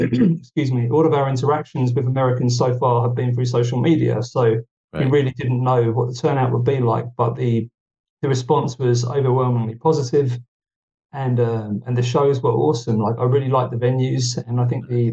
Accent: United Kingdom; now in Finland; being a Brit who's moved to Finland

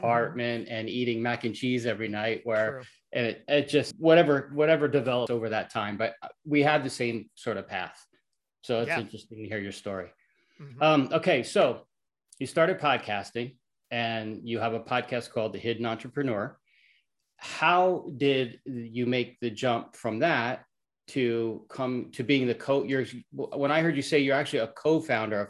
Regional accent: New York, United States; I'm from New York.

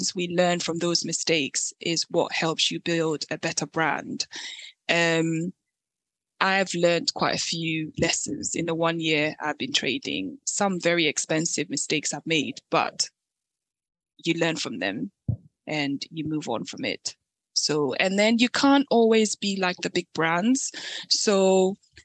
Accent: Ghana; moved away; I am originally from Ghana

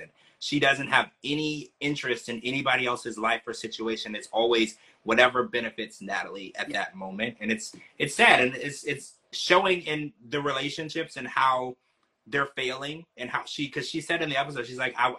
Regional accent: Louisiana, United States; I grew up in Louisiana

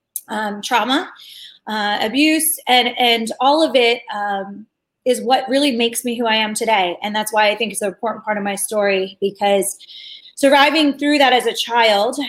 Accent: Media, Pennsylvania, United States; I was born in Philadelphia, right outside of Philadelphia, in this place called Media

